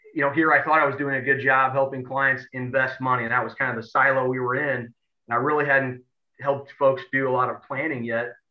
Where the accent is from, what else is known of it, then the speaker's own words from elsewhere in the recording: Edwardsville, Illinois, United States; I'm from Edwardsville and born and raised here